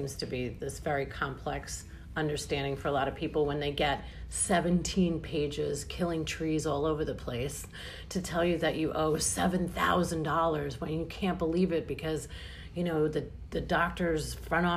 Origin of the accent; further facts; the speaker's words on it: New York, United States; I'm from New York.